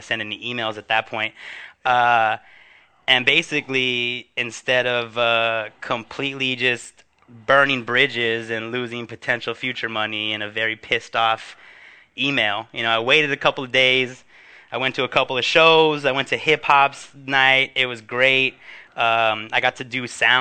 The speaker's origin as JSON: {"language": "English", "town": "Huntington Park", "region": "California", "country": "United States", "tie": "born or raised there", "said": "my hometown of Huntington Park"}